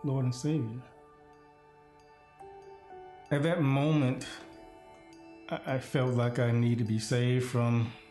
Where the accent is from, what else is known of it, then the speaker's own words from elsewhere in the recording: Miami, Florida, United States; moved away as an adult; now in Lincoln, United States; I grew up in Miami-Dade County.